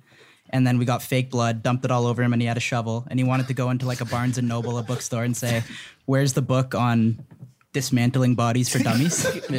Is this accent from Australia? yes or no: no; Canada; Yeah. We're Canadian boys.